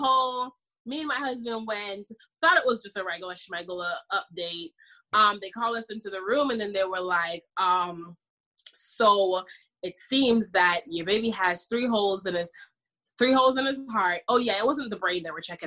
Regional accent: Jamaica; I'm Jamaican, by the way. I'm from the islands.

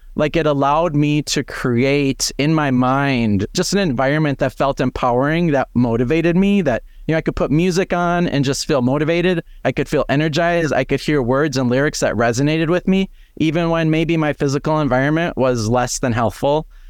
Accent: Fargo, North Dakota, United States; moved away as an adult; now in Twin Cities, United States; growing up in Fargo, North Dakota

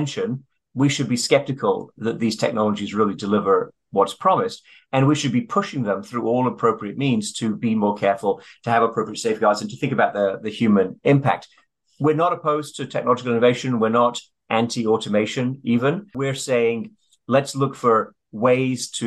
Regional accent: Sheffield, Yorkshire and the Humber, United Kingdom; I'm from Sheffield, which is pretty close to Derby

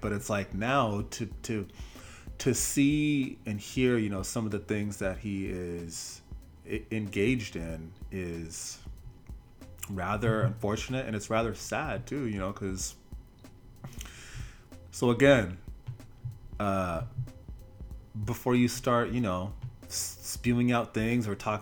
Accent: Portland, Oregon, United States; I am born and raised in Portland, Oregon

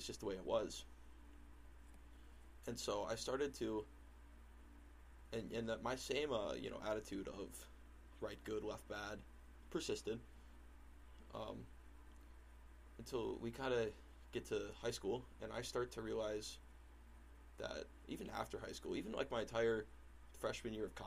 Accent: Waconia, Minnesota, United States; growing up in Waconia, Minnesota, I grew up with my father

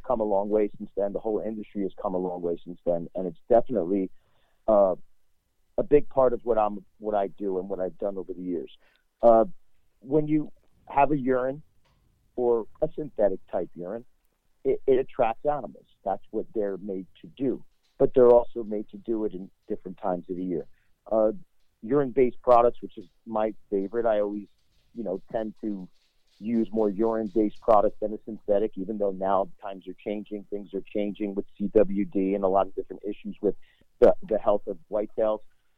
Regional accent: New Jersey, United States; Well, I grew up in a huge hunting family. Even though I come from New Jersey, I come actually from the biggest city in New Jersey, but my whole family hunted.

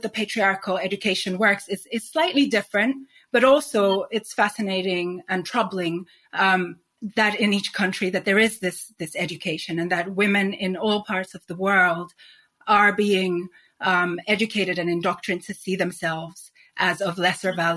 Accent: Nigeria; also born or lived in Sweden / Spain / New York; now in London, United Kingdom; So growing up in Nigeria

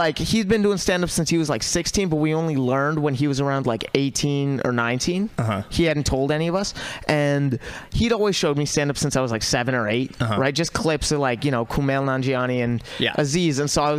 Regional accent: Walnut Creek, California, United States; Originally? I'm from Walnut Creek.

